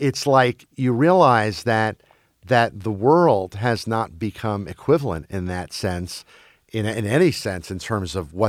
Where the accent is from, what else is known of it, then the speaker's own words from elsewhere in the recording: Brussels, Brussels-Capital Region, Belgium; I grew up in Brussels, Belgium, as a kid. And we watched American TV either with subtitles in Flemish or dubbed in French.